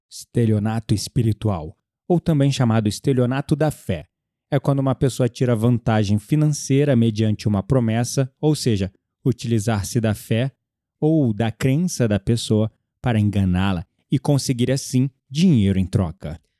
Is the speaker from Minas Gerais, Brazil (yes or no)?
no; Rio de Janeiro, Brazil; como um bom carioca, sempre fui muito desconfiado